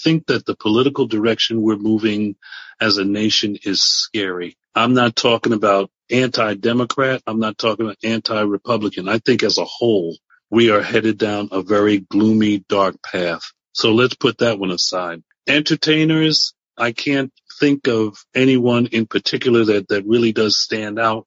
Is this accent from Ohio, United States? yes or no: no; New Jersey, United States; now in Stockton, United States; I'm from New Jersey